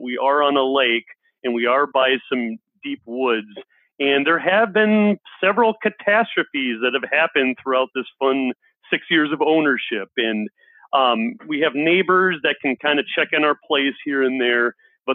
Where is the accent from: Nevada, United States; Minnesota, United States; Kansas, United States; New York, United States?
Minnesota, United States; Minneapolis; I'm from Minneapolis, Minnesota, and a lot of Minnesotans around here, we have cabins